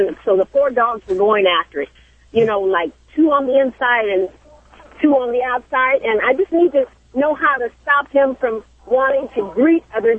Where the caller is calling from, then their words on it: Los Angeles, California, United States; I'm from Los Angeles. I'm here in Los Angeles.